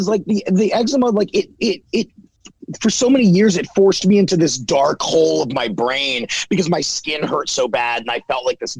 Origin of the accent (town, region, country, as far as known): Baltimore, Maryland, United States; born or raised there